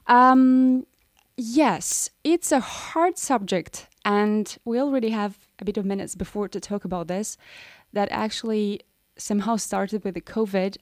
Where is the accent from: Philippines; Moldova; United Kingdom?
Moldova; I'm from Moldova